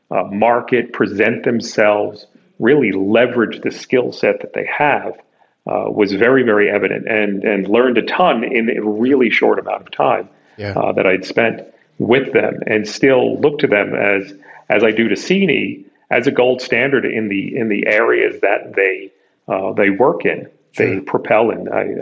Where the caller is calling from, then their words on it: New York City, New York, United States; I'm calling you from Midtown Manhattan at my offices.